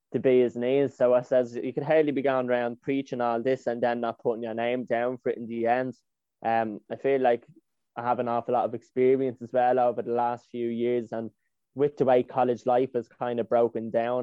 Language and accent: English; Dublin, Leinster, Ireland; I'm 21, he, him pronouns. I'm from Dublin City